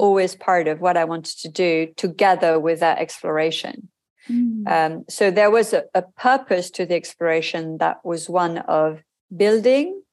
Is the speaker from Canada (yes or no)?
no; France; moved away as an adult; also born or lived in Hong Kong / Japan; my home country